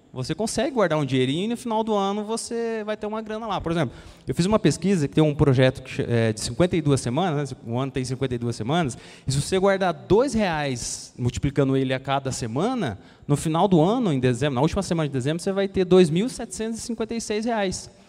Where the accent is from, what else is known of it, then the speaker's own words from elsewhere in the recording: Brazil; daqui do Brasil, né, da nossa terra